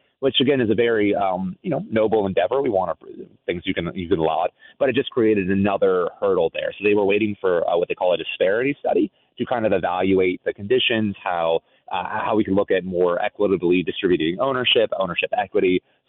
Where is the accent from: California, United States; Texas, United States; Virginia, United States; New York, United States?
Virginia, United States; Northern; growing up in Northern Virginia, I'm old enough to remember the Juan Dixon, Lonnie Baxter, Chris Wilcox teams of the early 2000s.